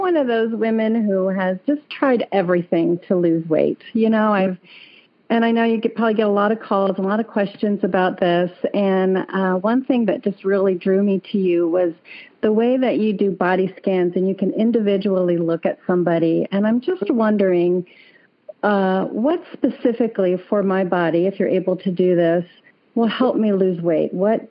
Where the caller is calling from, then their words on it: Rancho Santa Margarita, California, United States; I'm calling from Southern California. I'm down in Orange County.